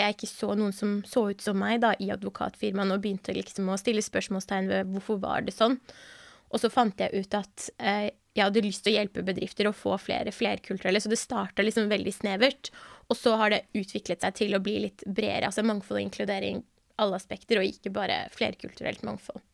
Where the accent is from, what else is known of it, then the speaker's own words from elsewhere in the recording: Bærum, Akershus, Norway; also born or lived in Iran; jeg har vokst opp i Bærum, så jeg er veldig vant til å være den eneste brune i rommet